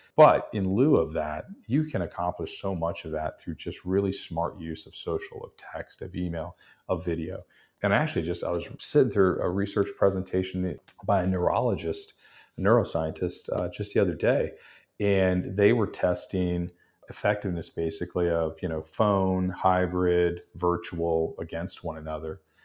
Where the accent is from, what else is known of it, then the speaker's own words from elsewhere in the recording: Texas, United States; now in New Orleans, United States; I grew up in Texas